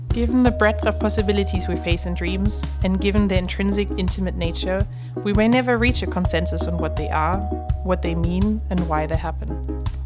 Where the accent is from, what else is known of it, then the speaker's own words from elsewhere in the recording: Northern Germany, Germany; there's something called eel, like die rolling to win an eel. It's a very famous game in my hometown.